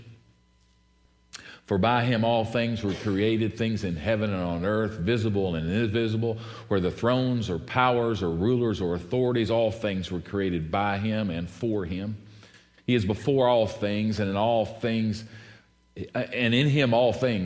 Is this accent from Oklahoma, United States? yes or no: no; Maysville, Kentucky, United States; I grew up in Maysville, Kentucky